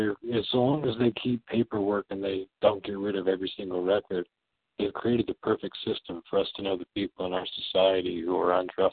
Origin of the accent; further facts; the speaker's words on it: Northwest, United States; I'm from the Northwest.